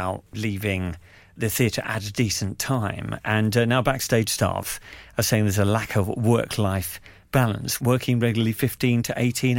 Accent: United Kingdom; I'm British.

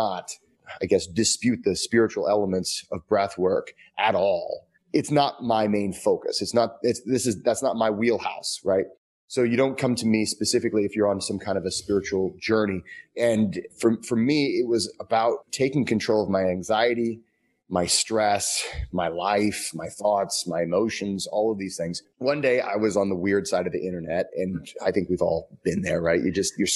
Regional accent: Midwest, United States; I am from the Midwest

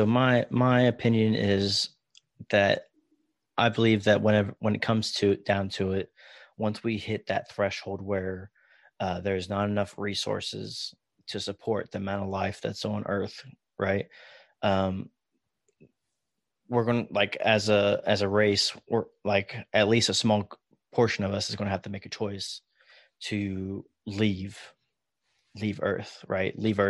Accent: Daytona Beach, Florida, United States; I grew up in Florida, Daytona Beach, and seeing space shuttle launches and whatnot as a kid was just like, that was like everyday life in Florida.

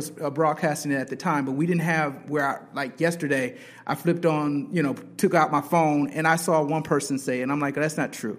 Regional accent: Flint, Michigan, United States; Growing up in Flint

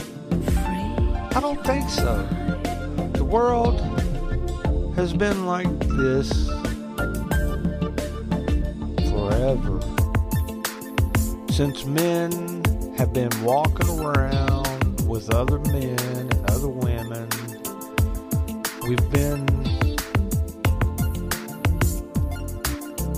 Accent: United States; I'm American

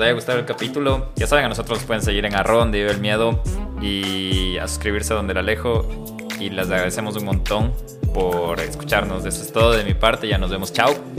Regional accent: Ecuador

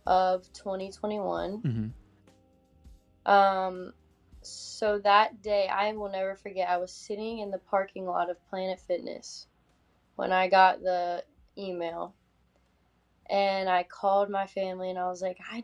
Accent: a small town outside Tallahassee, Florida, United States; in high school I competed for Miss Wakulla because I'm not from Tallahassee technically. I'm from a town outside, small town

